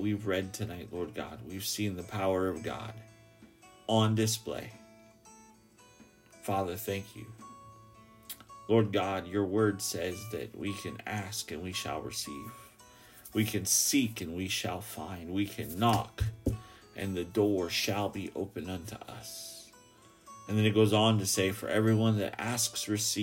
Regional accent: Ketchikan, Alaska, United States; my hometown

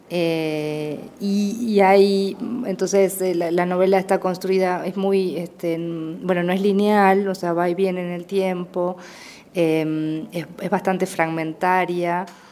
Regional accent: Entre Ríos, Argentina; also born or lived in Paraná; nací en un pueblo de una eh, provincia que se llama Entre Ríos

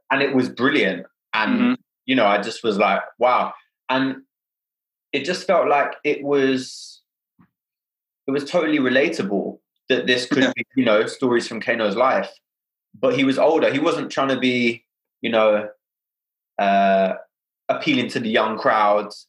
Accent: London, United Kingdom; born and raised in Hackney

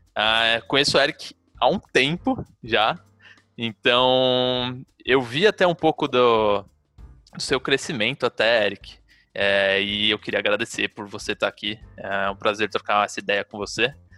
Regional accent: Brazil; o pessoal que é nascido e criado no Brasil

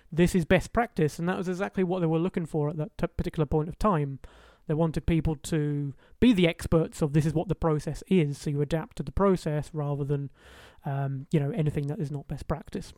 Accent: Highlands of Scotland, United Kingdom; all the way in the Highlands of Scotland. That's where I grew up.

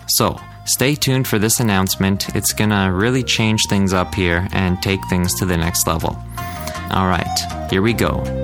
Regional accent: Canada; I'm a Canadian dude

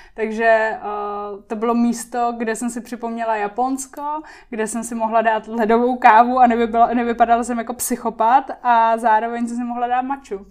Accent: Liberec, Liberec Region, Czechia; moved away; also born or lived in Japan / Prague; já jsem z Liberce

